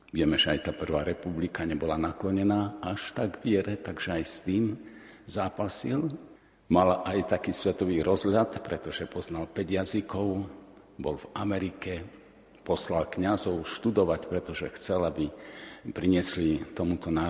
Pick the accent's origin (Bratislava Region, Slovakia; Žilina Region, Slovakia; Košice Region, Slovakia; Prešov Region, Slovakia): Žilina Region, Slovakia; Orava; pochádzam z Oravy, takže mi to bolo dosť blízke